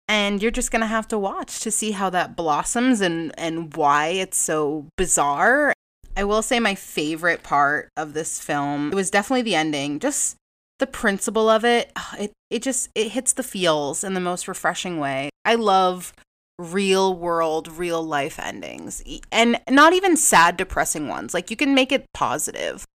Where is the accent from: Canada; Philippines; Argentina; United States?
United States; New England; I am from New England. I don't have this harsh, intense, like, Boston accent. I really don't